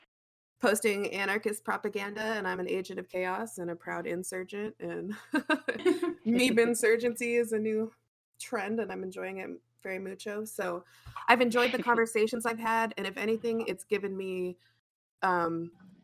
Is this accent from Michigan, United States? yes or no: no; Arizona, United States; I grew up in Arizona